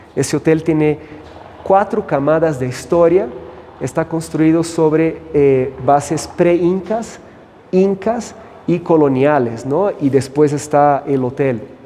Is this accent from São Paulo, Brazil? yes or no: yes; São Paulo, Brazil; moved away as an adult; also born or lived in United States / Costa Rica / Puerto Rico / Panama; now in Cusco, Peru; soy de Brasil y crecí en São Paulo